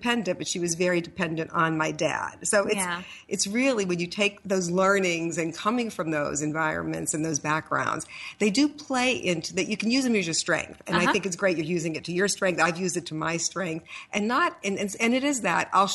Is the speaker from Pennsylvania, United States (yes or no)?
yes; Pittsburgh, Pennsylvania, United States; I grew up in Pittsburgh